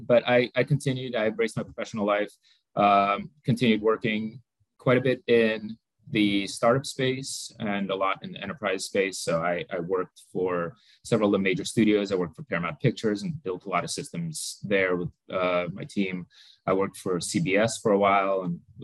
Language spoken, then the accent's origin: English; Moldova; moved away; I was born in Moldova back when it was part of the former Soviet Union. Actually, kind of born and grew up in a tiny little village with no technology whatsoever